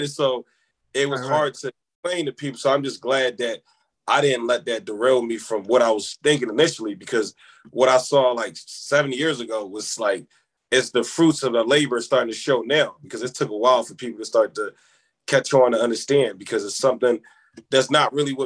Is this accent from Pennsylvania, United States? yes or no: yes; Philadelphia, Pennsylvania, United States; also born or lived in Senegal; growing up in Philly